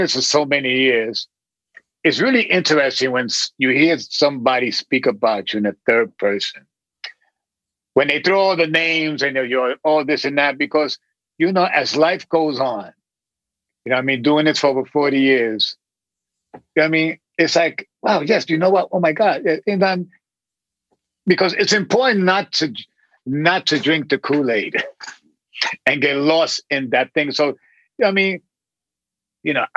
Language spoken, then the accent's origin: English; New York City, New York, United States; also born or lived in Flatbush, Brooklyn; I live in, obviously, in Brooklyn. I grew up in Williamsburg.